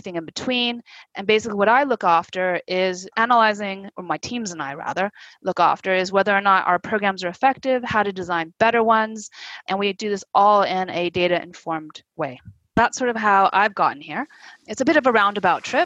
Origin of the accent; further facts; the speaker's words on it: United States; accent: American; moved away as an adult; also born or lived in France; now in London, United Kingdom; you can probably tell from my accent, I am American. I'm actually Chinese American